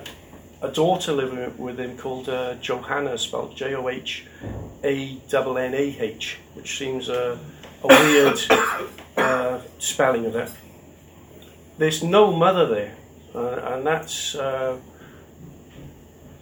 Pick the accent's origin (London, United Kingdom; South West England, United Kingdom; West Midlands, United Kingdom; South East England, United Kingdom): South West England, United Kingdom; Somerset; I'm from Somerset.